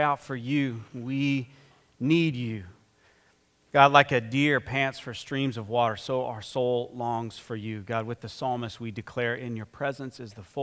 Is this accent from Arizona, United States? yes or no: yes; Phoenix, Arizona, United States; I'm from Phoenix